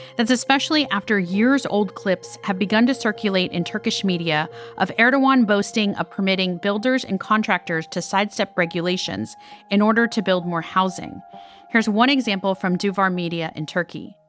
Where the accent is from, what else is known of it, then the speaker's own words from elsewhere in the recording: Miami, Florida, United States; I've been hosting from my hometown of Miami for much of the last few weeks